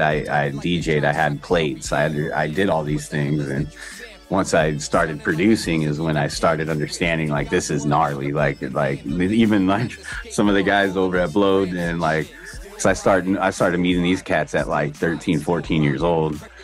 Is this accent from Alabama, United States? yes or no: no; Orange County, Southern California, United States; I come from Orange County. You know, uh, you know, I'm the first one of my whole family born here in Southern California